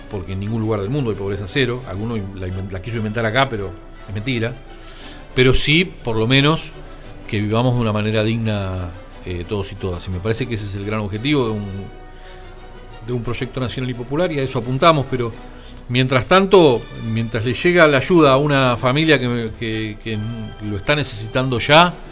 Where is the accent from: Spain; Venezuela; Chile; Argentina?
Argentina; A Inglaterra mi vieja y yo, siendo argentinos, no pudimos ir, y mi viejo con el pasaporte italiano